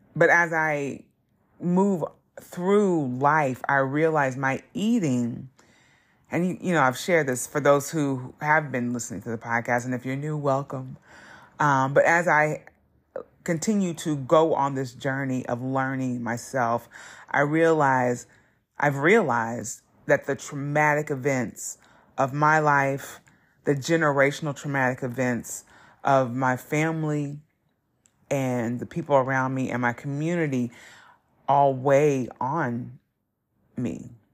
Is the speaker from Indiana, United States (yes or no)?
yes; Southern Indiana, United States; growing up in Southern Indiana wasn't easy being a black person